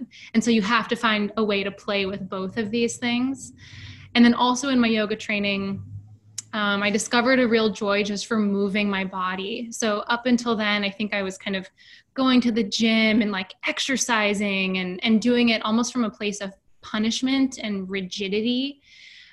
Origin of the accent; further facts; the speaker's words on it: Seattle, Washington, United States; moved away as an adult; now in New York City, United States; I was born and raised in Seattle, actually, and I moved to New York pretty much right after college